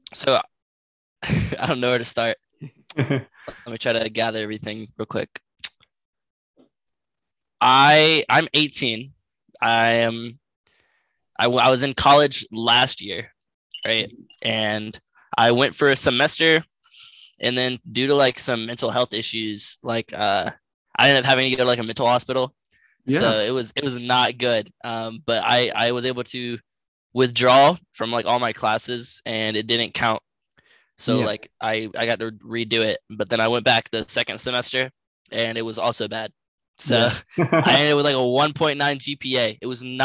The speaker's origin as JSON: {"language": "English", "country": "United States", "said": "I'm from the United States of America"}